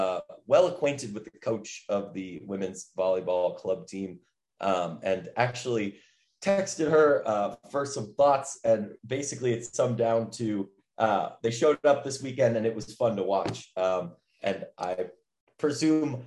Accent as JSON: {"language": "English", "region": "Midwest", "country": "United States", "said": "I'm a Midwesterner"}